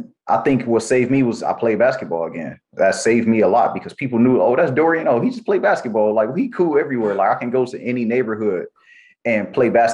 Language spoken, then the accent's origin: English; Los Angeles, California, United States; also born or lived in Compton, California; I grew up in Watts, California